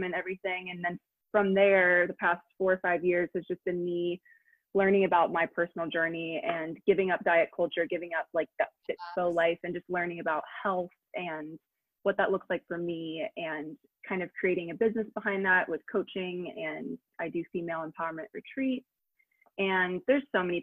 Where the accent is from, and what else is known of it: Granville, Ohio, United States; born or raised there; also born or lived in England